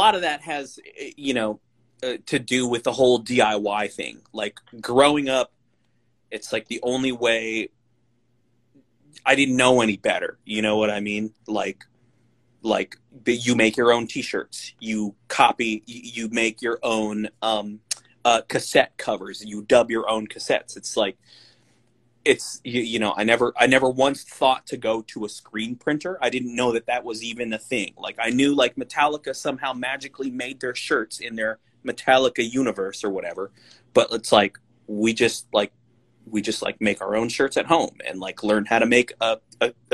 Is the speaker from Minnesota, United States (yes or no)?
no; Benicia, California, United States; I'm from the East, the San Francisco East Bay Area